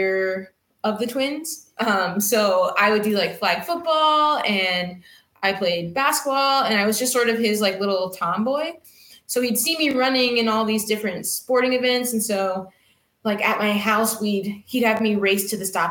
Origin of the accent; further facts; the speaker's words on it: Ventura, California, United States; moved away as an adult; now in Ferndale, United States; I grew up in Southern California in Ventura.